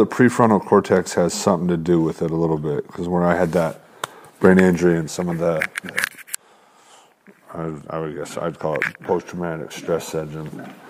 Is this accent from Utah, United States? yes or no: yes; Utah, United States; born or raised there